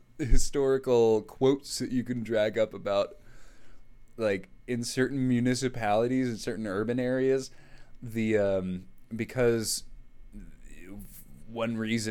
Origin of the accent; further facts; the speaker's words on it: Arizona, United States; you and I grew up in Arizona.